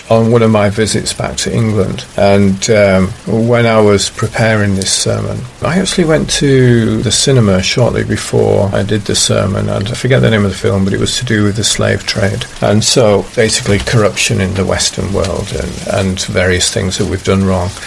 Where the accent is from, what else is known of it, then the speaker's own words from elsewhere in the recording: China; English is a second language; I was actually saying, yeah, I come from China and there's this corruption, and even monitors of a class might withhold money that they shouldn't be withholding.